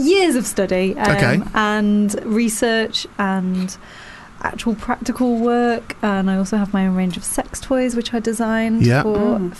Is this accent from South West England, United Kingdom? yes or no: no; Nottingham, East Midlands, United Kingdom; accent: northern; The very top of Nottingham.